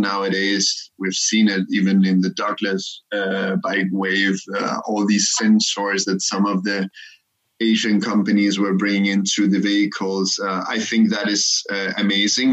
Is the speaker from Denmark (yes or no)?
yes; Copenhagen, Capital Region of Denmark, Denmark; moved away as an adult; also born or lived in Cairo, Egypt / Germany / Singapore; I come from Copenhagen